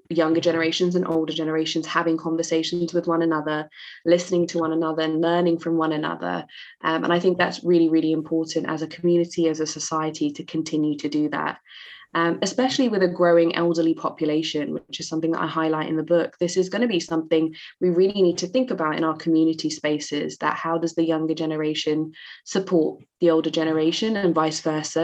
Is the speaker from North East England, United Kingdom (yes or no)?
no; London, United Kingdom; I grew up in East London, um, which in the UK is a very diverse and, and multicultural part of the UK.